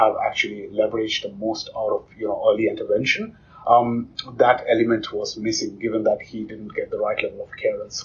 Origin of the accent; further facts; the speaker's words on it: India; I grew up in India in a remote village